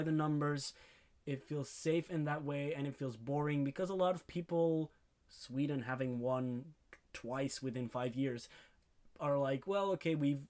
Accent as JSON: {"language": "English", "country": "Belgium", "said": "we're from Belgium"}